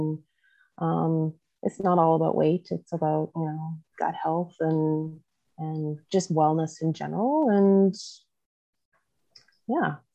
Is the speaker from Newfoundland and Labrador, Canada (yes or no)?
no; Southwest Manitoba, Canada; also born or lived in Olds, Alberta; I am from Southwest Manitoba.